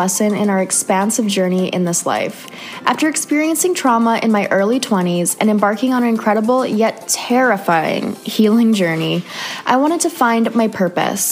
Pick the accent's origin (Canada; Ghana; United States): Canada; moved away; another Canadian girl living